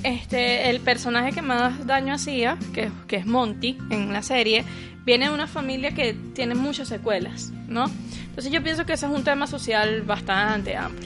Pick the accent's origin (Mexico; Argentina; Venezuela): Venezuela; nosotros los venezolanos